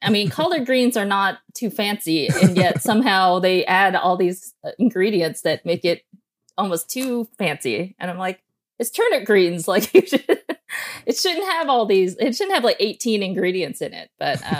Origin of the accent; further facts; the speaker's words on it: near Nashville, Tennessee, United States; moved away as an adult; also born or lived in New York / Seattle; now in Los Angeles, United States; I was born and raised in Tennessee, so in a town right outside of Nashville. So at the time, the town didn't have that many had mostly just white people in this town.